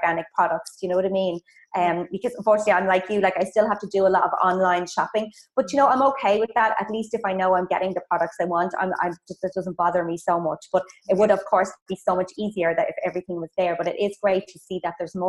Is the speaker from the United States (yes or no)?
no; Ireland; moved away as an adult; also born or lived in Dublin; I'm from Ireland, if you heard from the accent